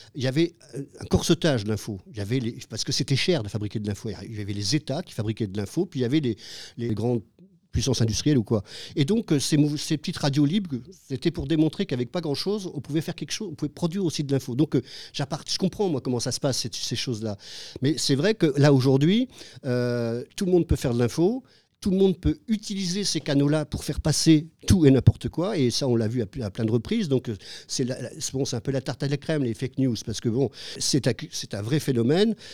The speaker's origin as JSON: {"language": "French", "country": "France", "moved": "yes", "lives_now": "Cambodia"}